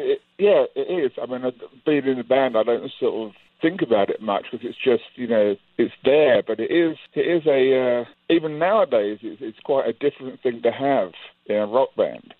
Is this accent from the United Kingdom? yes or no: yes; England, United Kingdom; also born or lived in Manhattan, New York; now in United States; Rich and I grew up in England, in the countryside